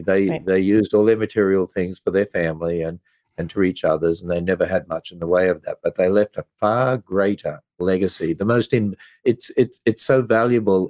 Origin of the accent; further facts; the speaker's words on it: Queensland, Australia; moved away; I was brought up in Australia, which is a fairly pagan country